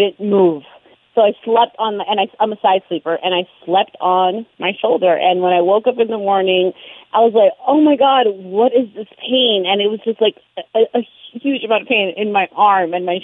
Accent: New York, United States; I'm a New Yorker

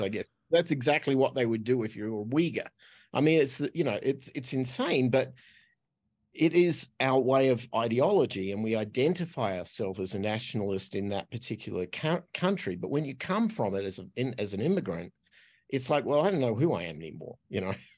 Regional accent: Australia; accent: Australian; moved away as an adult; I'm Australian, so that's what the accent is. Uh, but I left there when I was twenty-five

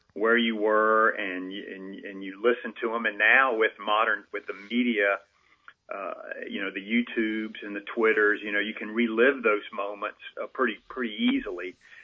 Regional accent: Emporia, Virginia, United States; growing up in Emporia

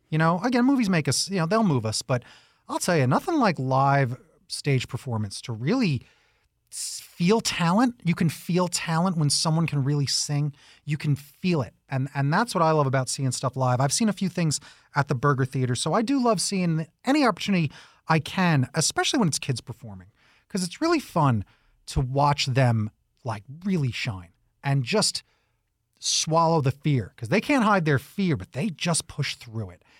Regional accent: East Coast, United States; now in Tucson, United States; I'm originally from the East Coast

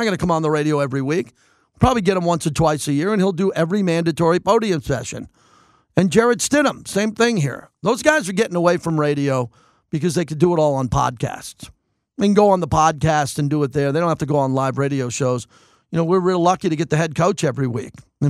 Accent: Long Island, New York, United States; now in Las Vegas, United States; growing up in a Jet area, I grew up in Long Island, New York, which was heavy Jets.

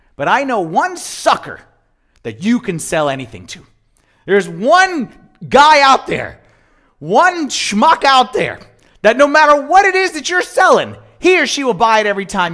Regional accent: Germantown, Maryland, United States; I'm from Germantown

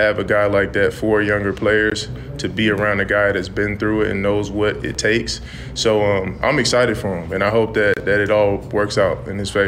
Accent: Las Vegas, Nevada, United States; anytime I get to tell people I'm from Vegas, it's it's always the same reaction.

